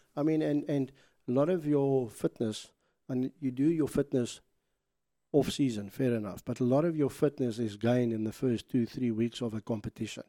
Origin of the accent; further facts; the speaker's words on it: South Africa; proud to be South African